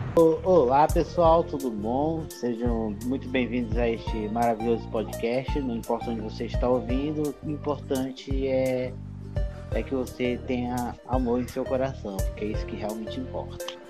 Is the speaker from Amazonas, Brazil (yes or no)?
yes; Amazonas, Brazil; eu sou amazonense